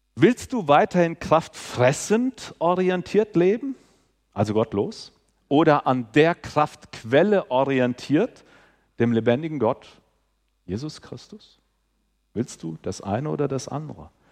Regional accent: Southern Hesse, Germany; ich komme aus Südhessen.

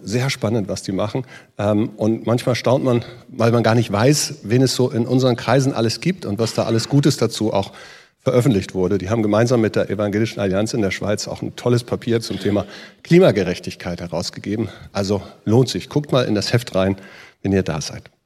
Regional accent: Northern Germany, Germany; Ich bin in Norddeutschland aufgewachsen, wir sind Schlitten gefahren von den Deichen.

